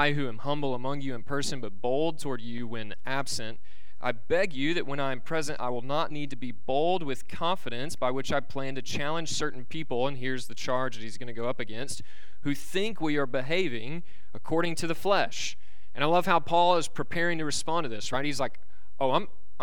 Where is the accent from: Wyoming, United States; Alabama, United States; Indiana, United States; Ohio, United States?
Alabama, United States; born and raised in Alabama